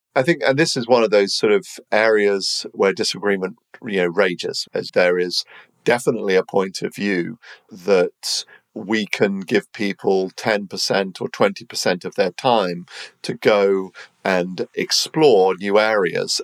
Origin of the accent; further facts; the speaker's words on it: United Kingdom; I'm British